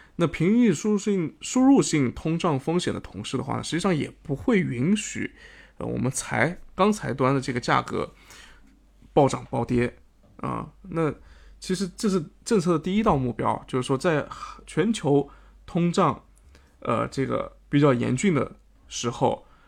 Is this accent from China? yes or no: yes; China; 我们国家